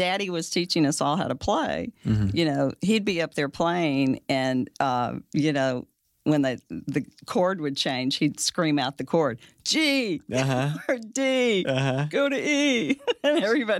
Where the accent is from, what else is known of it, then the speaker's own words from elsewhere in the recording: Fort Worth, Texas, United States; I'm from Fort Worth.